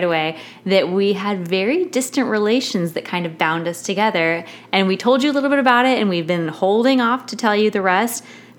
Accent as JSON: {"language": "English", "town": "Denver", "region": "Colorado", "country": "United States", "tie": "born or raised there", "said": "I'm from Denver, Colorado. Like, my family is a mix of Wyoming people and Nebraska people."}